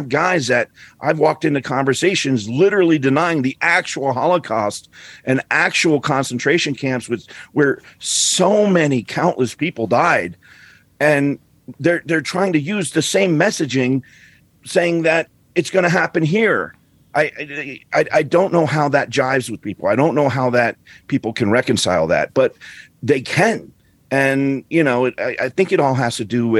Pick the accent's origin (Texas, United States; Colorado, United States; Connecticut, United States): Colorado, United States; also born or lived in northern New Jersey, New York City area; I grew up in Colorado